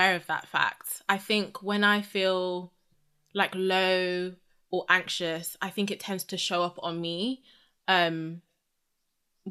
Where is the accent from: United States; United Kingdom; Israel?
United Kingdom; I'm obviously British